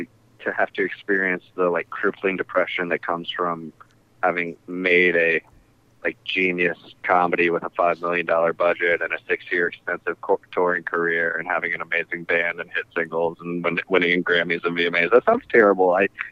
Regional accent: Charlottesville, Virginia, United States; Hey, I'm from Charlottesville. I'm allowed to say that stuff.

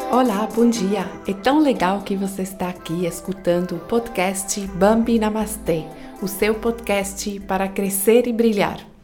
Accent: Switzerland; Portuguese is a second language; now in Brazil; No meu país, onde eu nasci, na Suíça

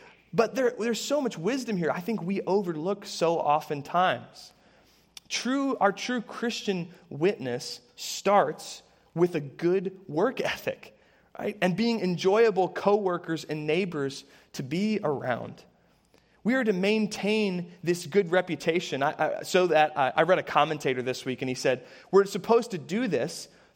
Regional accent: Harrisburg, Pennsylvania, United States; I grew up in the Harrisburg area

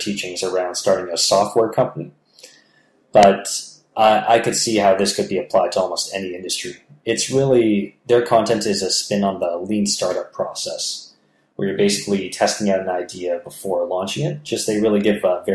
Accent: Toronto, Ontario, Canada; there was like a Toronto chapter or a Ontario chapter of the foundation, so people in my hometown

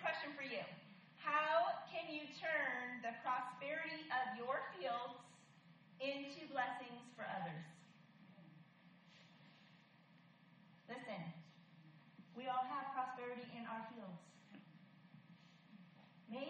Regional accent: Michigan, United States; I was born in Michigan.

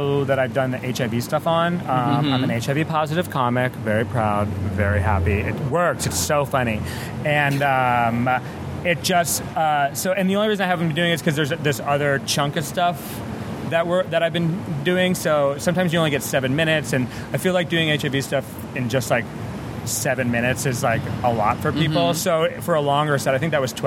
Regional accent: Rhode Island, United States; now in Los Angeles, United States; I'm from Rhode Island, so I grew up

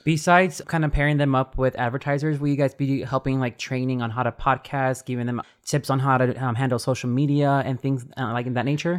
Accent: Texas, United States; we're all from Texas

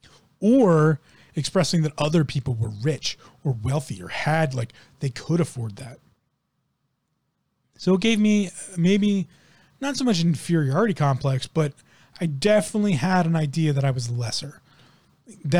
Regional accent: United States; I grew up in one of the richest counties in the United States of America

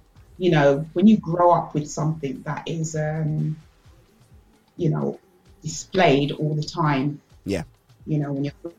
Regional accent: London, United Kingdom; moved away as an adult; now in Bedfordshire, United Kingdom; I grew up in Tottenham. I'm a Tottenham girl, even though I'm in Bedfordshire now.

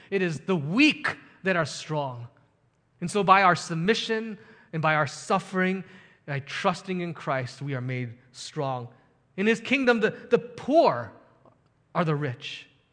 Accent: United States; as an American

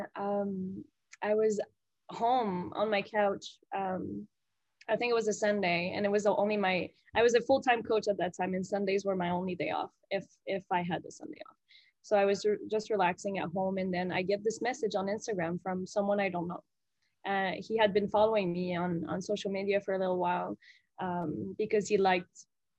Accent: Gatineau, Quebec, Canada; I'm from Gatineau, which is like a 5-hour drive away.

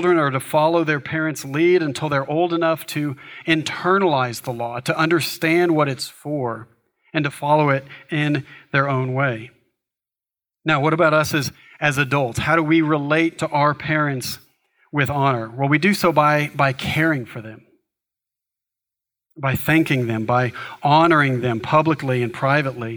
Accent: United States; for us, as American society, we are highly individualistic

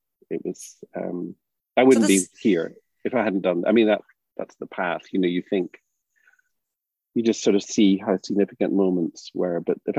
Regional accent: Ireland; We're not used to that growing up in Ireland.

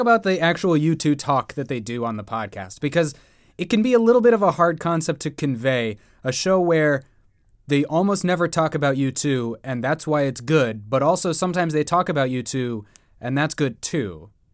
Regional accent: San Diego, California, United States; I grew up in San Diego

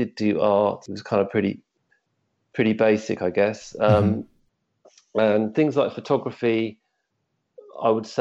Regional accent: Surrey, South East England, United Kingdom; now in Hove, United Kingdom; I grew up actually in Surrey, which is slightly north of here

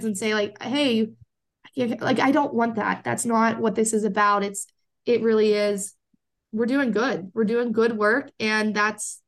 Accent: Pennsylvania, United States; Pennsylvania is my home state.

